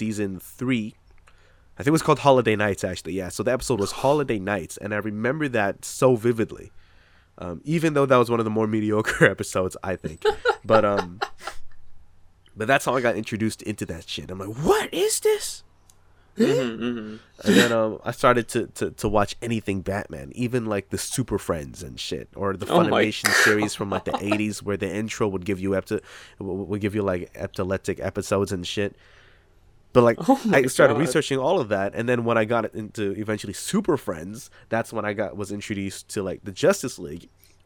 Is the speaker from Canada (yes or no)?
yes; Toronto, Ontario, Canada; also born or lived in Asia; I was born in Canada, but about a month after I was born, maybe 2, I don't know, I was brought back to Asia